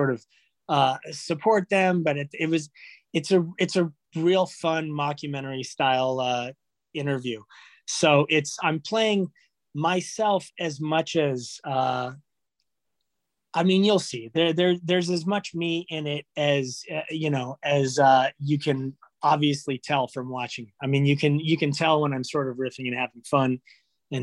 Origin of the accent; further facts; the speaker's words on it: Los Angeles, California, United States; Born in California. I was born in North Hollywood